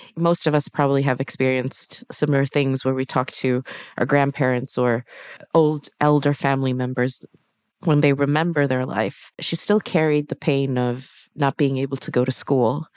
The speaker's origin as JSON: {"language": "English", "country": "Sweden", "tie": "born or raised there", "said": "I'm born and raised in Sweden"}